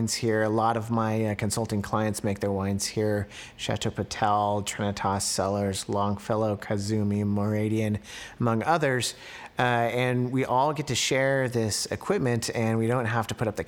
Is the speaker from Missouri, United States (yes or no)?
no; Santa Rosa, California, United States; also born or lived in San Diego / Davis / Napa; grew up in Santa Rosa, where my parents and my sisters and their family still live